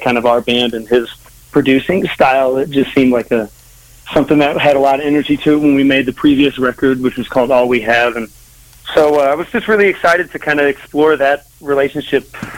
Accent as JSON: {"language": "English", "town": "Cheyenne", "region": "Wyoming", "country": "United States", "tie": "born or raised there", "said": "I grew up in Wyoming, in Cheyenne, Wyoming"}